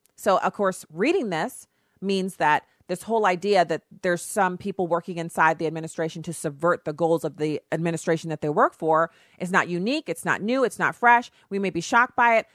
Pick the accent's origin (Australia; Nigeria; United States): United States; Texas; I was born in Texas